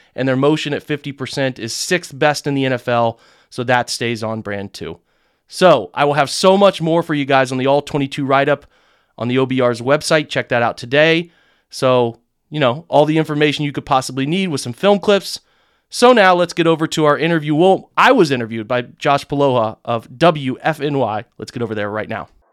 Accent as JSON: {"language": "English", "region": "England", "country": "United Kingdom", "said": "I'm an English guy"}